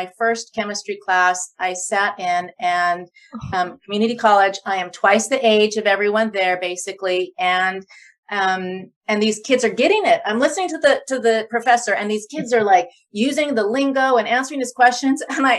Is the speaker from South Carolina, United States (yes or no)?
no; Loma Linda, California, United States; And I'm from Loma Linda, like I mentioned, you know, so there's a piece of me there